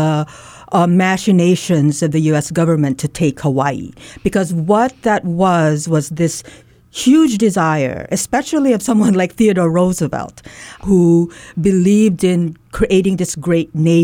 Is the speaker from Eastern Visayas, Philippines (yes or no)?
yes; Leyte, Eastern Visayas, Philippines; I'm Waray. I grew up in Leyte